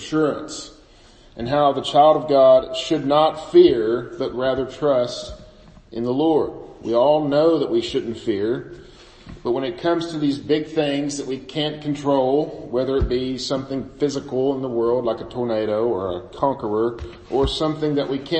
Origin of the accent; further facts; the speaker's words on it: Bootheel of Missouri, United States; I grew up in the Boot Hill of Missouri.